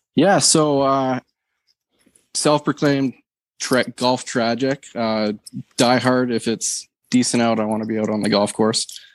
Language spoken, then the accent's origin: English; Canada; as a Canadian